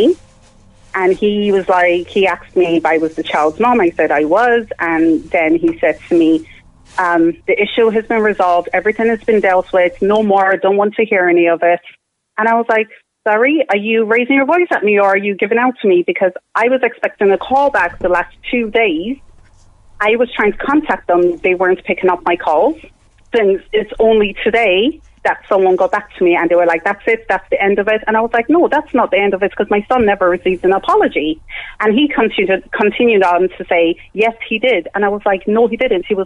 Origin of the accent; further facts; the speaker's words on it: Ireland; I grew up in Ireland. I've lived in Ireland, almost 20 years